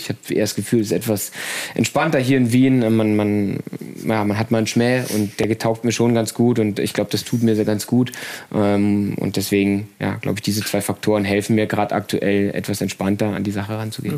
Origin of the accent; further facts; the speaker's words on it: Brandenburg, Germany; moved away as an adult; now in Leipzig, Germany; bin aber gebürtig ähm, aus Brandenburg, aus der Nähe von Berlin